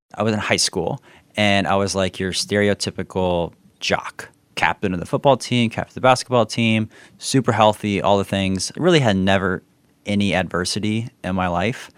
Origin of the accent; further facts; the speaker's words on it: South Florida, United States; I grew up down in South Florida, so as close to Haiti.